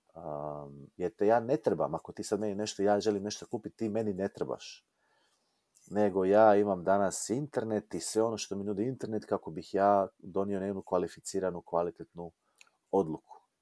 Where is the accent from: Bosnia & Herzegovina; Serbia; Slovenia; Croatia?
Croatia; kod nas u Hrvatskoj